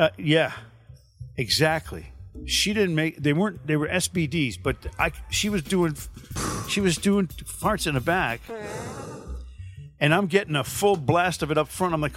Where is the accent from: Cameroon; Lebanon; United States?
United States; Connecticut; I'm from Connecticut.